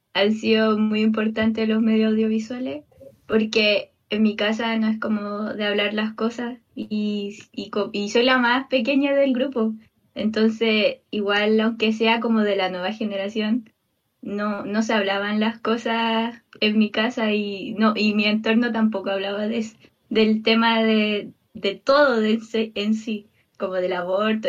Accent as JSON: {"language": "Spanish", "country": "Chile", "said": "Soy chilene"}